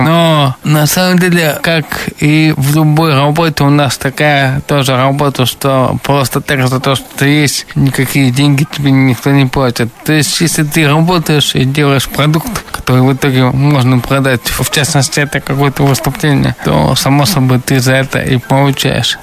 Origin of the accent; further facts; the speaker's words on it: Ufa, Bashkortostan, Russia; Я сам родился и вырос в Уфе